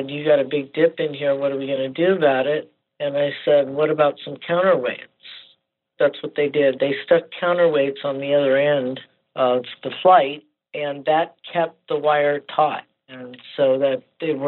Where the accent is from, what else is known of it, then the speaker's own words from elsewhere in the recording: north of L.A., California, United States; I was raised in California, north of L.A., about 30 miles